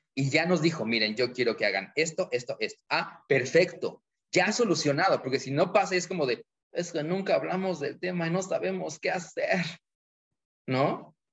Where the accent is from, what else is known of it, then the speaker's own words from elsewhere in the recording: Mexico; los mexicanos